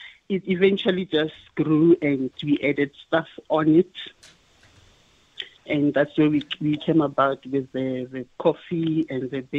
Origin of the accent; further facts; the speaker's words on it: Limpopo, South Africa; moved away as an adult; also born or lived in Pretoria; now in Gauteng, South Africa; I come all the way from Limpopo, and I just came to Gauteng in 2000 for college